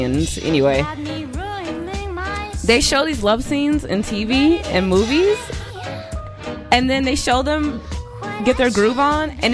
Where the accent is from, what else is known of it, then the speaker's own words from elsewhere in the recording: Chicago, Illinois, United States; I'm from Chicago